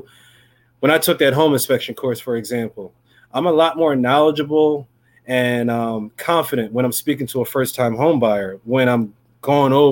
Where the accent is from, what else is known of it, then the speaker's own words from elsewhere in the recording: New Jersey, United States; I'm from New Jersey. Primary South Jersey is my territory